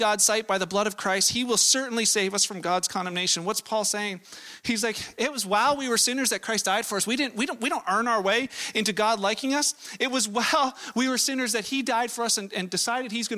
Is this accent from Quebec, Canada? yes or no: no; Vancouver, British Columbia, Canada; I was born in Canada. I was born in Vancouver